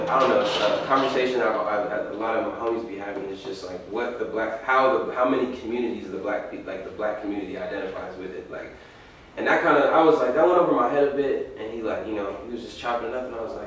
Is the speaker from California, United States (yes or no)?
yes; Lancaster, California, United States; I grew up in Lancaster.